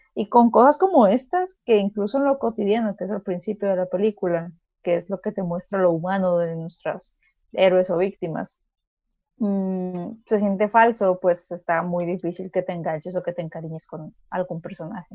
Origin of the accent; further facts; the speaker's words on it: Mexico; sí somos mexicanos